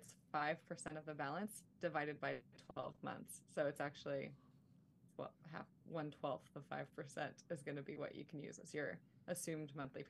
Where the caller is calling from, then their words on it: Seaside, Oregon, United States; I'm in Seaside, Oregon, and it is some beautiful, lovely rain.